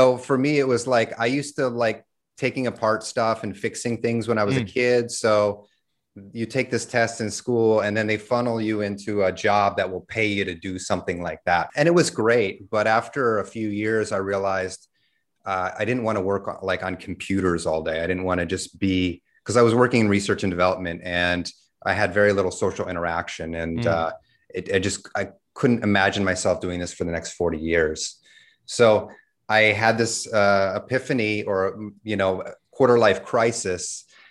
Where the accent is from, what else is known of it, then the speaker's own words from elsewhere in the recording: New York, United States; also born or lived in California / Texas; So I'm originally from the States. I grew up in New York, lived all over the States from California to Texas, went to high school in Texas